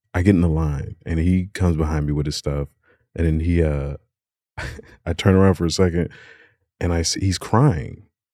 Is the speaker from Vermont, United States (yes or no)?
no; Alabama, United States; born there; I'm I was originally born in Alabama.